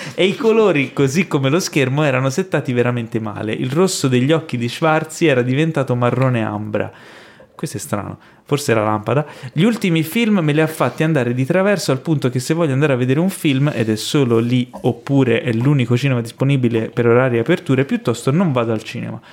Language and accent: Italian; Florence, Tuscany, Italy; Io sono cresciuto a Firenze